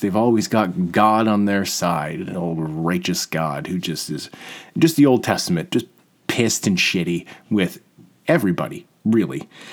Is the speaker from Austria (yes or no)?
no; Peterborough, Ontario, Canada; also born or lived in Toronto; now in Peterborough, Canada; I'm from Peterborough